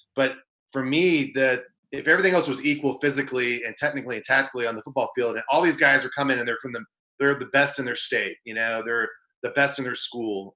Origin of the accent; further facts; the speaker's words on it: Central Valley, Northern California, United States; So I grew up in Northern California, um, a, a, small town in the Central Valley